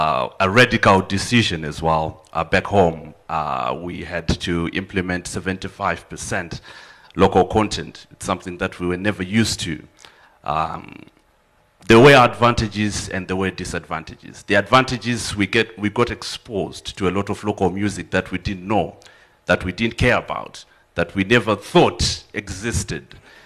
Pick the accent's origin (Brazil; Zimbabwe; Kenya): Zimbabwe; I'm from Zimbabwe.